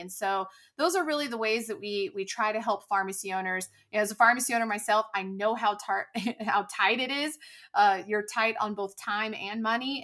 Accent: California, United States; moved away as an adult; also born or lived in North Texas; now in Dallas area, United States; I'm originally from California

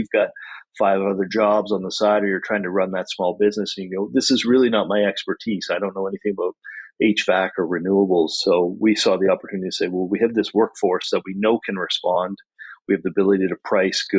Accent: Wolfville, Nova Scotia, Canada; which brought us back here to the Valley, where I grew up. I grew up in Wolfville.

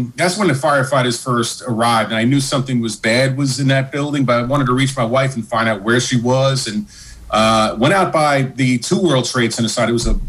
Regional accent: New York City, New York, United States; also born or lived in Long Island; I'm from Brooklyn, but I was living in Long Island at the time.

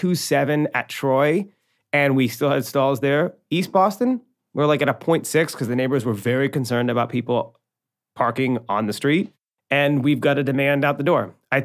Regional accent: Ireland; Look, I'm an Irish boy. I tell a lot of stories, and I never stop talking.

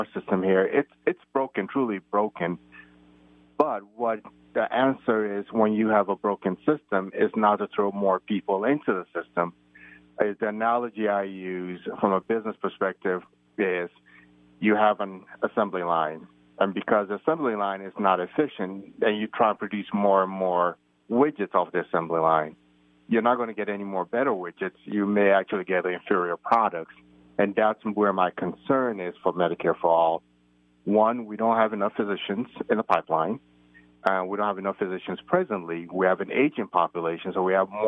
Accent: United States; also born or lived in Nigeria; having grown up in the United States and being American

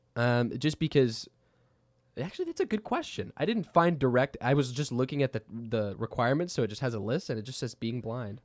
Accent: Texas, United States; we're from Texas

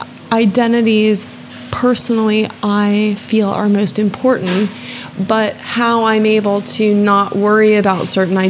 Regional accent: United States; moved away

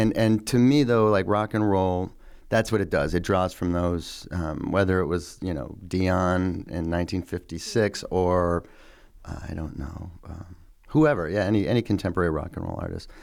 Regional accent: Iowa City, Iowa, United States; also born or lived in Boston / Nashville; growing up in Iowa City is it's a town really full of artists

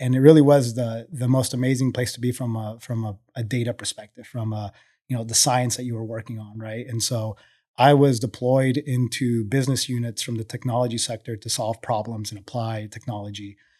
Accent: Colombia; now in United States; So, you know, I'm originally from Colombia, second generation oil and gas.

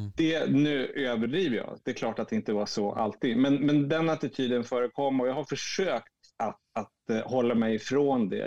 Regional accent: Umeå, Västerbotten County, Sweden; also born or lived in Piteå, Sweden; now in Stockholm, Sweden; jag bor i Stockholm, född i Piteå, uppvuxen i Umeå.

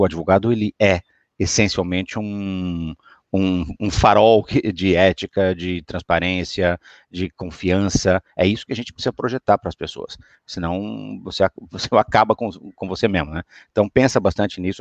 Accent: Brazil; moved away; eu sou brasileiro

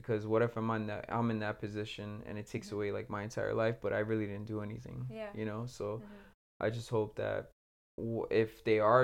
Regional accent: Puerto Rico; I come from Puerto Rico

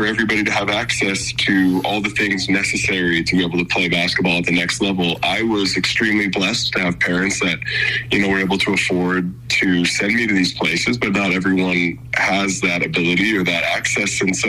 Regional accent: Montana, United States; growing up in Montana, being a basketball player from Montana

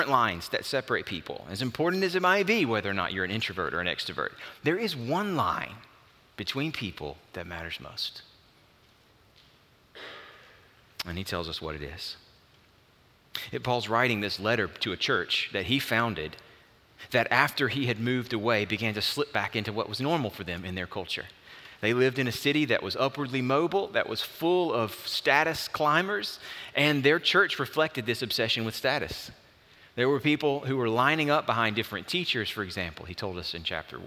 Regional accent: Alabama, United States; also born or lived in Auburn, Alabama / Frisco City, Alabama; as a kid, moved into rural Alabama, my dad took a church, First Baptist Church, Frisco City, and we relocated to that area

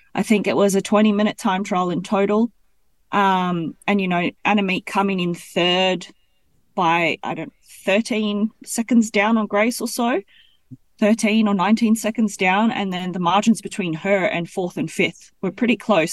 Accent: Gold Coast, Queensland, Australia; now in Belgium; I'm from the Gold Coast

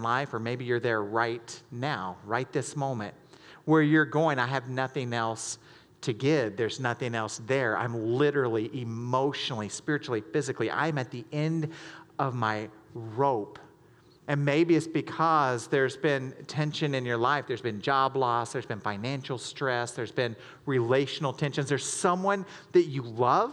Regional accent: the South, United States; born or raised there; moved away as an adult; now in Michigan, United States

